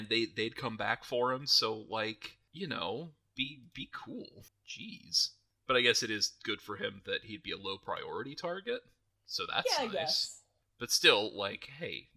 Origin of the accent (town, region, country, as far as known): United States